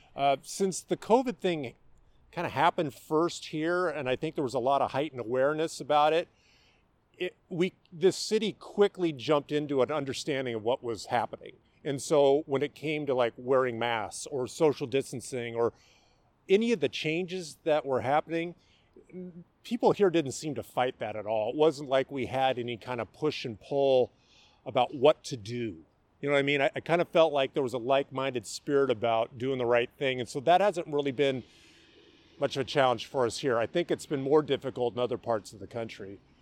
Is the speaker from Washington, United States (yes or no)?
yes; Mercer Island, Washington, United States; I grew up here in the Seattle area. I uh, grew up on Mercer Island